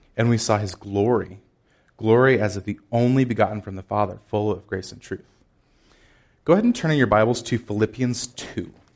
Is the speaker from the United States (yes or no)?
yes; Chicago, Illinois, United States; I am from Chicago. It's slightly colder than it is here